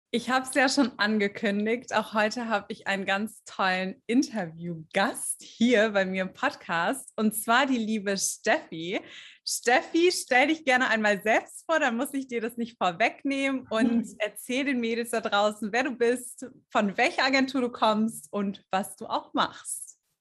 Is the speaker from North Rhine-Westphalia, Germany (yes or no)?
no; Stuttgart area, Baden-Württemberg, Germany; moved away as an adult; also born or lived in Düsseldorf; dass ich eigentlich aus dem Süden Deutschlands komme. Ich komme aus, aus der Ecke Stuttgart.